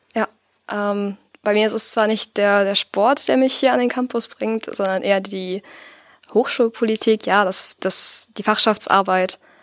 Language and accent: German; Paderborn, North Rhine-Westphalia, Germany; also born or lived in Büren; Also einerseits habe ich meine Kindheit hier in Paderborn verbracht. Wir sind dann zu meinen Jugendjahren nach Büren gezogen, ganz in die Nähe von hier.